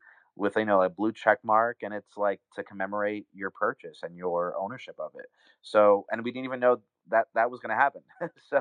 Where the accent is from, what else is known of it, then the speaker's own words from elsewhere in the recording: New York City, New York, United States; now in Los Angeles, United States; I'm a New Yorker, I'm an East Coaster, grew up in New York City